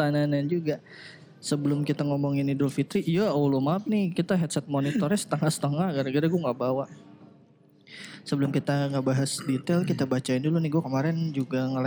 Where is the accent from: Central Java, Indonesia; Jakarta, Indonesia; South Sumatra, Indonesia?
Jakarta, Indonesia; Kalau gue gede dan besar tumbuh di Jakarta